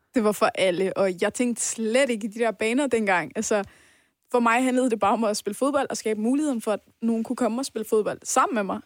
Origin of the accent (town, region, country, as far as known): Denmark; born or raised there; also born or lived in Iran